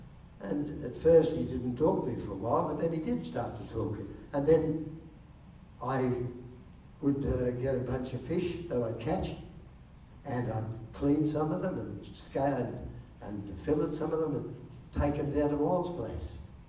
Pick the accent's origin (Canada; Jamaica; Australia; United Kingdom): Australia; Canberra, Australian Capital Territory; I said, "Oh, I come from Canberra, Wal."